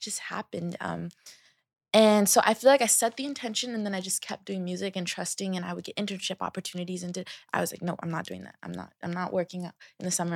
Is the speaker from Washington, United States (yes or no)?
yes; Seattle, Washington, United States; I am from Seattle, um, Seattle, Washington. Um, I grew up with me, my mom